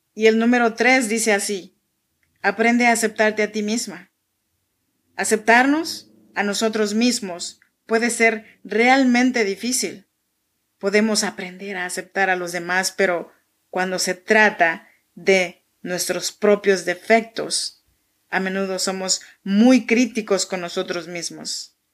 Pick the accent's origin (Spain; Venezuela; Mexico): Mexico; Chinantla region, Oaxaca; now in Sacramento, United States